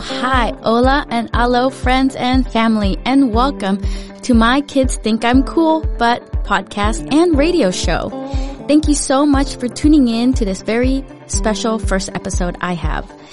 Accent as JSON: {"language": "English", "town": "Cypress", "region": "California", "country": "United States", "tie": "born or raised there", "also_born_or_lived": "Philippines", "second_language": "English", "moved": "as an adult", "lives_now": "Denmark", "said": "I was born in the Philippines, but I grew up most of my life in a city called Cypress in Orange County"}